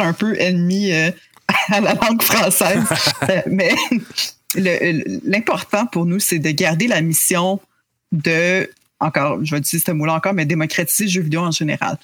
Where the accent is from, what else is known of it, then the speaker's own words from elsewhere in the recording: Quebec, Canada; on est québécois